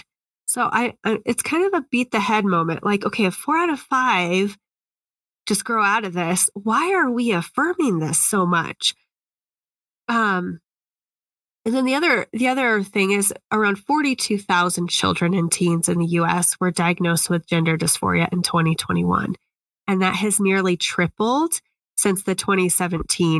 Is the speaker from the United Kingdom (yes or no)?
no; Indiana, United States; Indiana has kind of put it's my home state